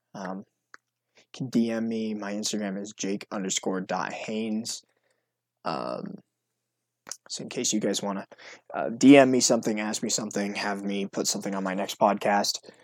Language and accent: English; North Carolina, United States; I'm from North Carolina